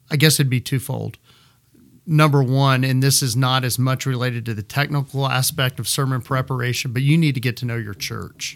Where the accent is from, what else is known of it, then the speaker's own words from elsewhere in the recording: Midland, Texas, United States; moved away as an adult; also born or lived in Florida / Kansas City; I am a native Midlander. Uh, I grew up in Midland